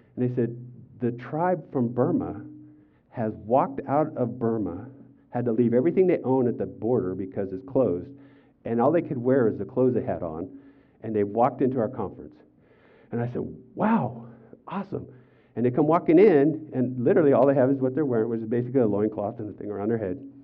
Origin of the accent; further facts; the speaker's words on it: United States; I'm an American